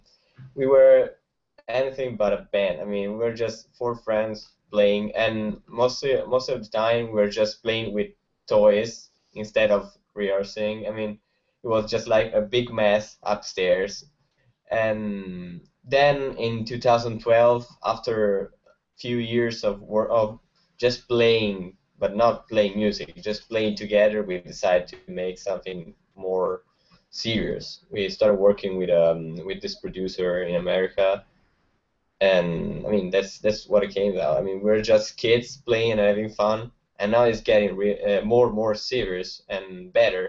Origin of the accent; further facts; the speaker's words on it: Italy; we come from Italy.